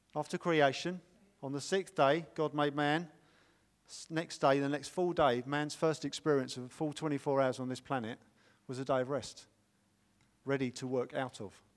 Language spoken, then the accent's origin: English; United Kingdom; we're British